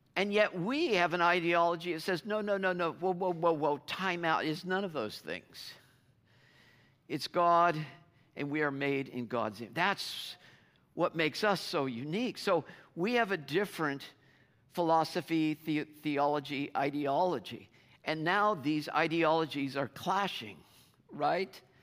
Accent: United States; as American Christians

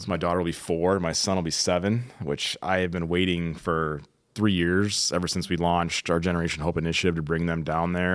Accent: Midwest, United States; now in Southern California, United States; growing up in the Midwest.

